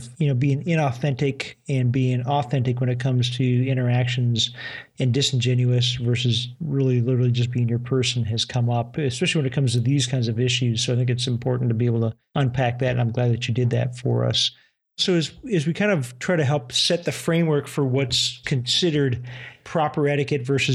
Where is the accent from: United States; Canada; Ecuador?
United States; I'm an American